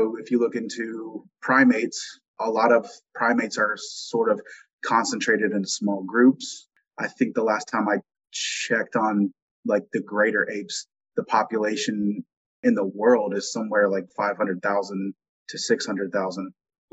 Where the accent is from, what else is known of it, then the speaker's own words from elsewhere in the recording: Virginia, United States; I'm from, born and raised in Virginia